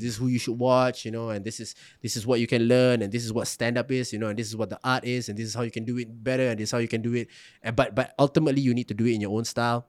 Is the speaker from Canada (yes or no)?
no; Singapore; also born or lived in Malacca, Malaysia; I was also being resented for being Singaporean